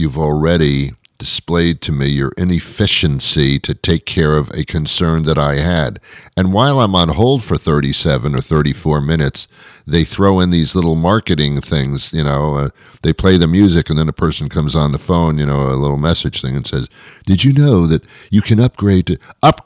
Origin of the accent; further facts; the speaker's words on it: United States; I'm an American. I speak English. I'm not from another country